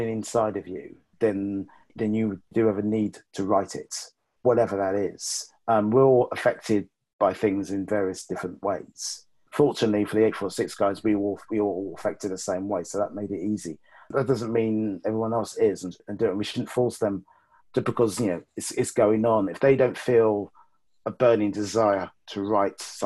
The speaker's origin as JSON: {"language": "English", "region": "London", "country": "United Kingdom", "tie": "born or raised there", "said": "I grew up in West London all my life."}